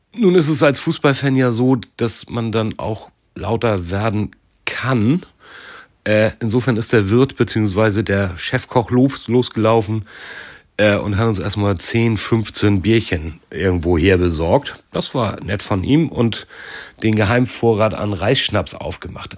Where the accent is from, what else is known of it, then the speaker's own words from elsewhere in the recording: Hamburg, Germany; als Hamburger